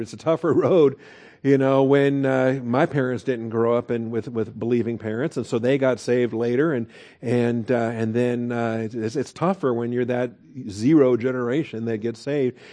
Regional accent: United States; we had it here as American Christians

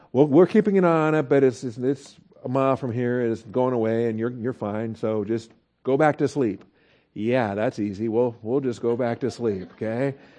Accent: Texas, United States; we're from Texas

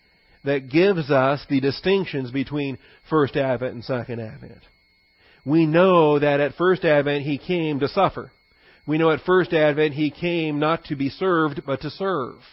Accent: Washington, United States; I grew up in Washington State

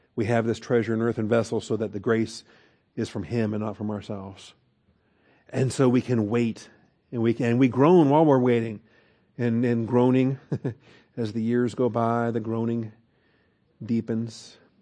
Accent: Seattle, Washington, United States; I'm a city boy. I grew up in Seattle, Washington

